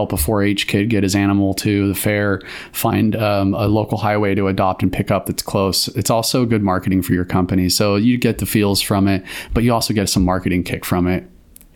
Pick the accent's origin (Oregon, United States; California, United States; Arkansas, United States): Oregon, United States; Cave Junction; I grew up in Cave Junction, went to high school and graduated high school there